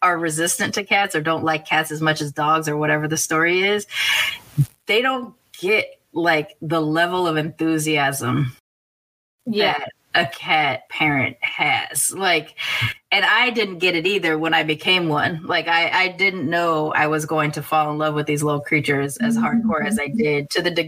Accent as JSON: {"language": "English", "country": "United States", "said": "I'm American, but both of my grandmothers are from other countries"}